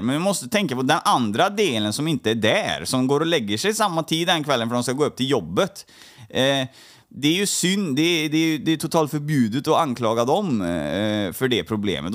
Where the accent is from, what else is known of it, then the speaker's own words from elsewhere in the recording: Trollhättan, Västra Götaland, Sweden; jag är uppvuxen i, um, i Trollhättan